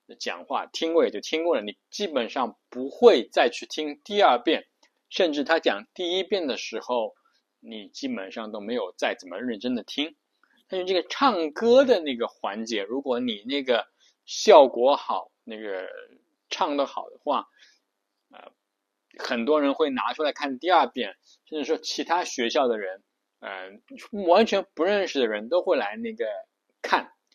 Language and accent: Chinese; China; 我们都是中国人